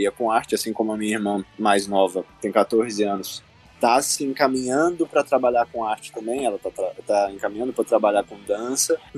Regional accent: Goiânia, Goiás, Brazil; Eu sou de Goiânia, para quem não sabe, Goiânia, Goiás.

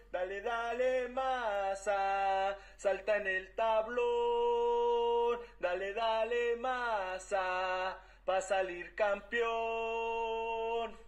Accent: Mexico

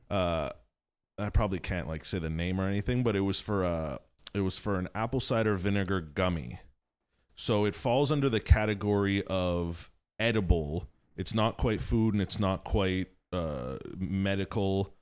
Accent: Montreal, Quebec, Canada; growing up in the West Island

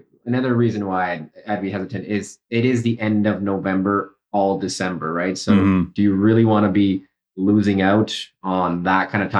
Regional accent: Canada; I was born in Canada, but my parents are South American. So my mom is from Ecuador and my dad is from Uruguay.

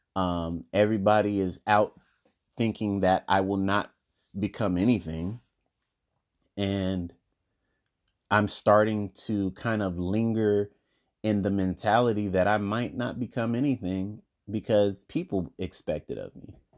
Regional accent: United States; I'm African American

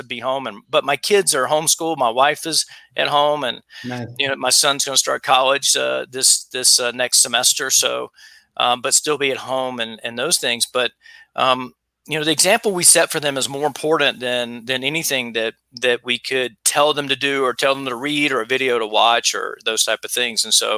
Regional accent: South Carolina, United States; And by the way, I'm married a New Yorker and I'm from South Carolina.

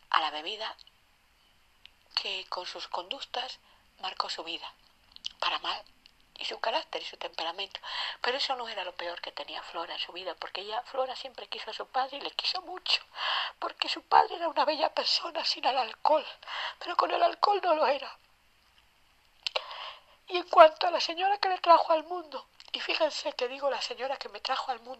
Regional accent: Castile and León, Spain; Castilla León de estar con mi novio, pasando la mayor parte del día, pasé por el túnel de una ciudad, mi ciudad natal, de regreso a mi casa

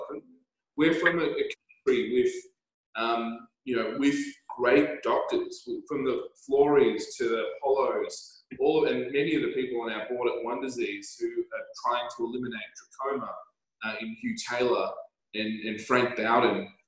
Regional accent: Canberra, Australian Capital Territory, Australia; also born or lived in Scotland; I was born in Scotland, you know, raised in Canberra, and in Canberra, a relatively small town

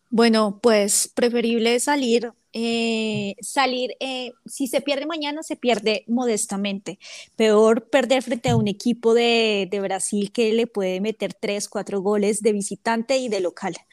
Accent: Bogotá, Colombia; yo soy de Bogotá

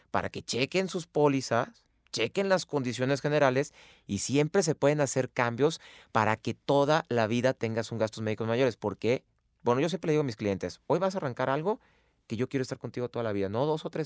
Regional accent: Mexico

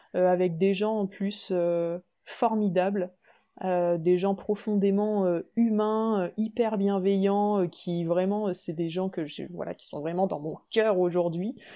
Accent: Limoges, Nouvelle-Aquitaine, France; also born or lived in Savoie; now in Limoges, France; revenir du coup sur ma terre natale, à Limoges

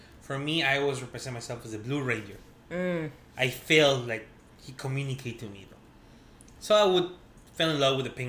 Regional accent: Mexico; born or raised there

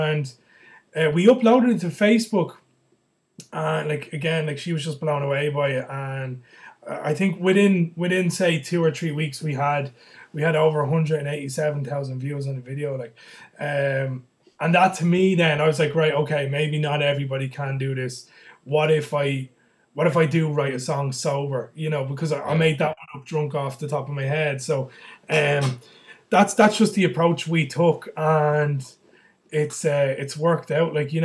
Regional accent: County Kildare, Ireland; now in Dublin, Ireland; I'm originally from Kildare. I'm living in Dublin.

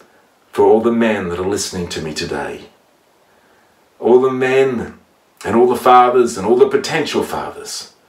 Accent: Gunnedah, New South Wales, Australia; my hometown in Gander

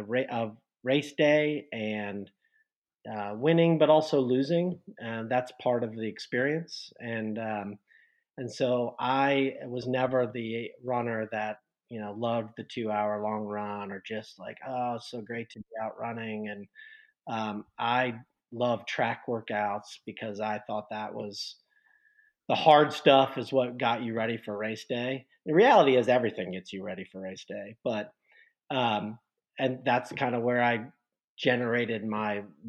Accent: Westerville, Ohio, United States; moved away; also born or lived in Bloomington, Indiana; I actually grew up in Columbus, Ohio, or suburb of Columbus, Ohio, Westerville

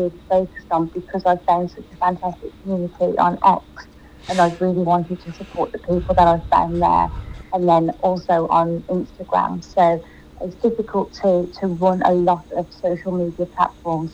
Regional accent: Birmingham, West Midlands, United Kingdom; accent: English; I'm from Birmingham in the UK, hence the English accent

